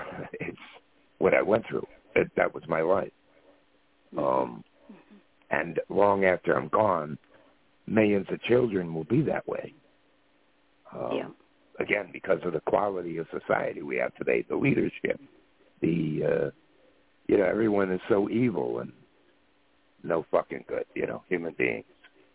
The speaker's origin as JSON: {"language": "English", "country": "Ireland", "said": "You know, even though I'm an Irishman"}